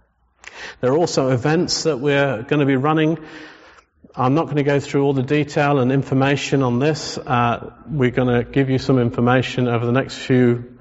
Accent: England, United Kingdom; We're English. We're Solihull.

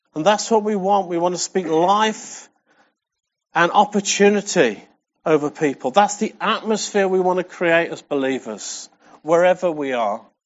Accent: England, United Kingdom; we're English

